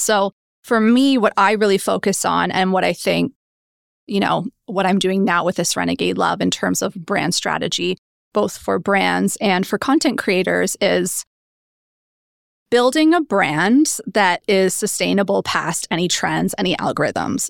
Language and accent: English; Oshawa, Ontario, Canada; moved away as an adult; also born or lived in Toronto / United Kingdom; I grew up in good old Oshawa